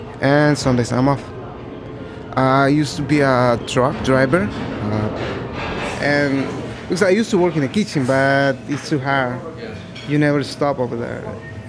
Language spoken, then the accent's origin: English; Puebla, Mexico; now in New York, United States; I'm 31 years old. I'm from Mexico. The name of the city is Puebla. All my family is in there. I live in here in New York with my brother, almost 6 years.